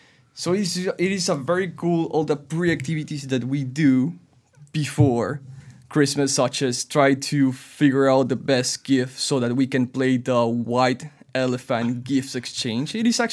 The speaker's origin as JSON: {"language": "English", "region": "Lima", "country": "Peru", "tie": "born or raised there", "moved": "as an adult", "lives_now": "Toronto, Canada", "said": "I was born, raised, and married in Lima, Peru."}